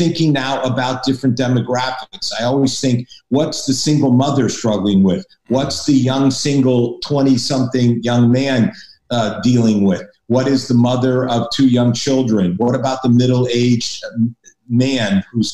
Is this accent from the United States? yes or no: yes; Hartford, Connecticut, United States; moved away; also born or lived in Boston; I'm from New England. I'm from Connecticut, Hartford, Connecticut originally. So I'm a New Englander